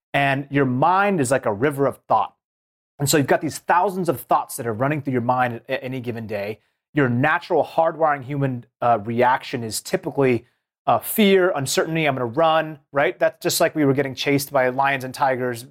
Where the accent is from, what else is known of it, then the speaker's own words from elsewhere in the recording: Seattle, Washington, United States; I grew up in the Seattle region.